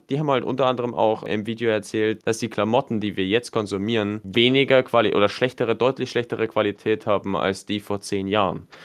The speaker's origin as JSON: {"language": "German", "country": "Germany", "said": "bei uns in Deutschland"}